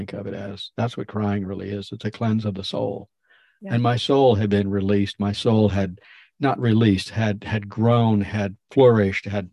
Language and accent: English; Florida, United States; moved away as an adult; also born or lived in Maine; I was moved out of Florida, my home state, and I was up in Maine living with Kenny